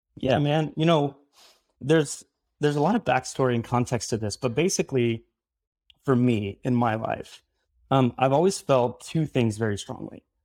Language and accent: English; Midwest, United States; moved away as an adult; also born or lived in Southern California / Florida; now in Brooklyn, New York, United States; I grew up in the Midwest